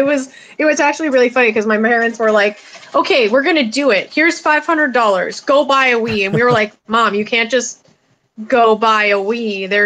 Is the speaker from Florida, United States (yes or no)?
no; Farmington, Minnesota, United States; And I grew up in Farmington, So you didn't talk about nerd stuff in Farmington. You talked about trucks.